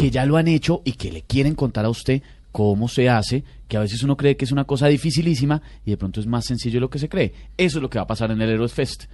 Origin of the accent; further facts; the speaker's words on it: Bogotá, Colombia; soy bogotano